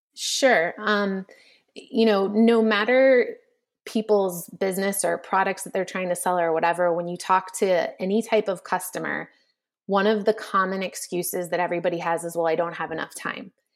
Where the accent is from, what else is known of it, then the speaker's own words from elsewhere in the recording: Texas, United States; moved away; as a little kid growing up in Texas